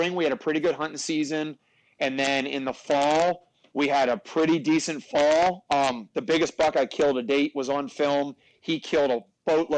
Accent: north central Pennsylvania, United States; We're two buddies that grew up in, like, north central Pennsylvania

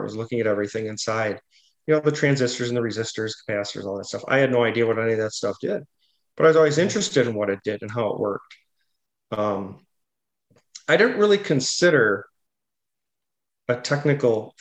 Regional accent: Hubertus, Wisconsin, United States; I grew up in Hubertus, Wisconsin, and that is probably, I would consider it suburb / rural

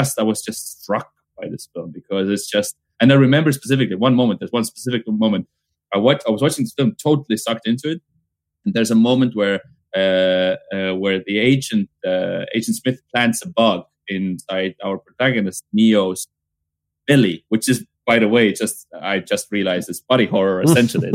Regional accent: Pärnu County, Estonia; English is a second language; Pärnumaa cinema, which is from my hometown, from my childhood

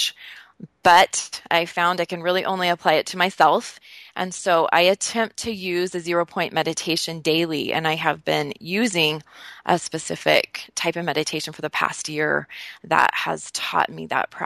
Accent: Northern Utah, United States; I am from Northern Utah, which is a good place for camping and hiking

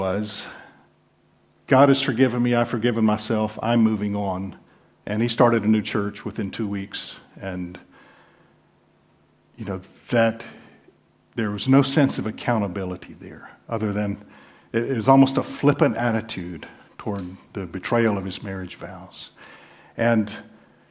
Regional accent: the South, United States; I'm from the South

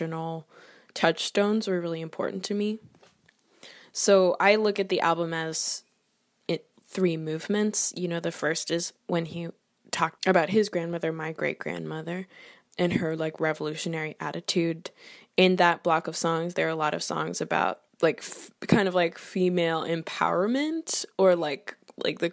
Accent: Canada; I'm Canadian. I have a lot of Canadian influences in my personality and in my identity.

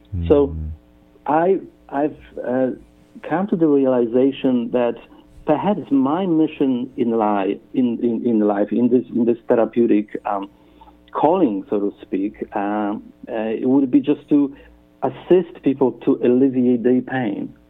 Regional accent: Poland; English is a second language; moved away as an adult; also born or lived in Western Australia; now in Perth, Australia; originally um, that name and I come from Poland

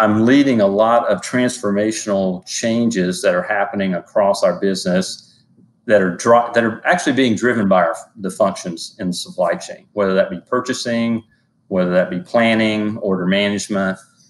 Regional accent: Virginia, United States; moved away as an adult; also born or lived in North Carolina; I'm actually from the Southeast, so I'm from Virginia. And I moved to North Carolina after I finished school.

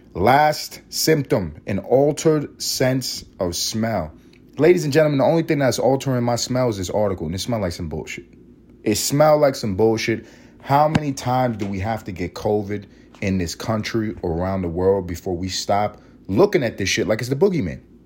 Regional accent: New York City, New York, United States; also born or lived in Los Angeles, California; now in Atlanta, United States; I grew up in Harlem, not too far from the Bronx

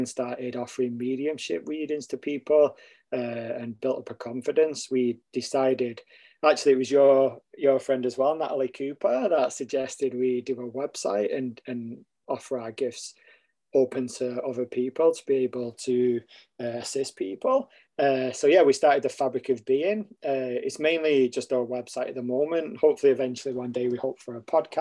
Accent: Stockport, North West England, United Kingdom; moved away as an adult; now in Canada; I'm originally from England, a place called Stockport, close to Manchester. I grew up there, and then I currently now live in Canada

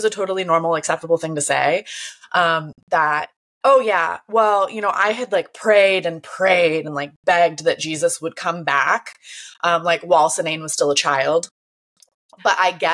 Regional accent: Florida, United States; when I was a kid, growing up. I'm from Florida, small town Florida

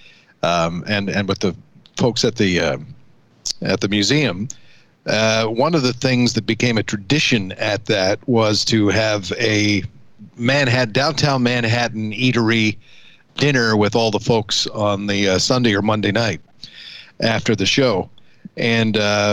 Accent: Canada; the Canadian in the group

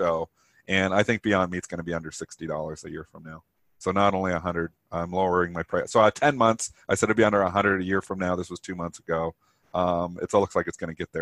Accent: Leamington, Ontario, Canada; I was born in Leamington, Ontario, which was used to be just built by Heinz. It's like the tomato it's called the tomato capital of Canada

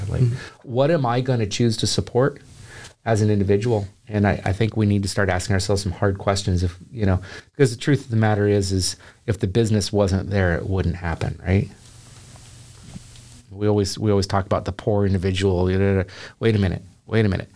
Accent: the Northwest, Pacific Northwest, United States; moved away as an adult; now in Chattanooga, United States; I'm from the Northwest.

